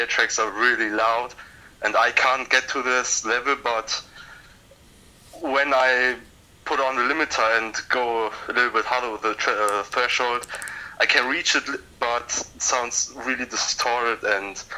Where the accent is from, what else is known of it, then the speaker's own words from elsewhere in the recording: Germany; I'm from Germany.